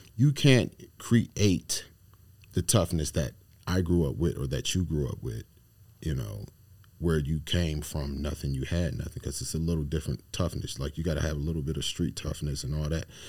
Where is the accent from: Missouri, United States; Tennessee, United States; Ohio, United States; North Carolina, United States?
Ohio, United States; Akron; I'm from Ohio, Akron